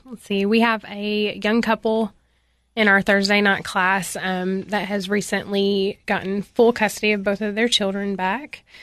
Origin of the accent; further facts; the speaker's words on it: Cookeville, Tennessee, United States; I was born in Cookville, Tennessee, um, where I went to school until seventh grade, and then at seventh grade, I transferred to Upperman Middle